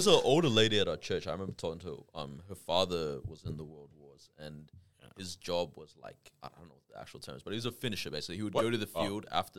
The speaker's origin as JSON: {"language": "English", "country": "Australia", "said": "all right, yeah, I'm Australian too. Like, we're both Australian."}